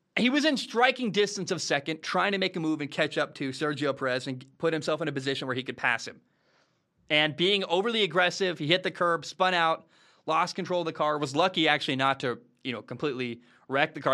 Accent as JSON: {"language": "English", "country": "United States", "said": "That's my home country"}